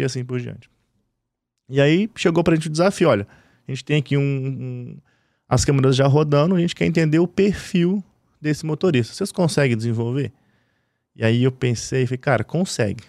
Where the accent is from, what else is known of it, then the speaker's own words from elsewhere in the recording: Belo Horizonte, Minas Gerais, Brazil; also born or lived in Divinópolis; Eu sou de BH, né? Minas Gerais.